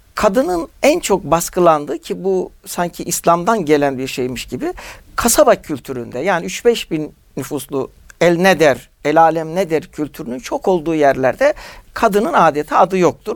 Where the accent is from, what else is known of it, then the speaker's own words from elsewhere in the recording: Turkey; Türkiye'de doğmuşuz.